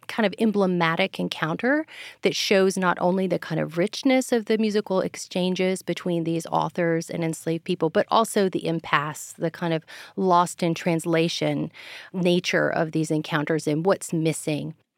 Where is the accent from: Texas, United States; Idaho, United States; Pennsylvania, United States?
Texas, United States; now in Virginia, United States; I'm from Texas